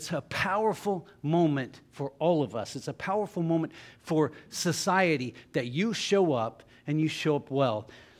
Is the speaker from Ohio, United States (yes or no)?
yes; Jackson, Ohio, United States; I grew up in Jackson, Ohio, public schools